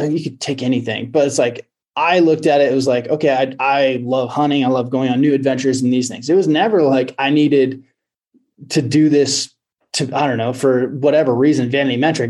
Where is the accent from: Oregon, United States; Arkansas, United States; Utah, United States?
Oregon, United States; now in Montana, United States; I live in Montana. Um, I grew up in Oregon